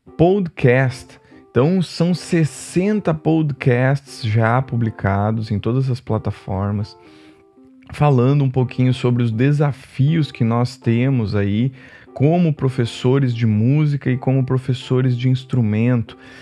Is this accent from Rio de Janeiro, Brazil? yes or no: no; Rio Grande do Sul, Brazil; moved away; morava no Rio Grande do Sul, sou natural do Rio Grande do Sul, quando era pequeno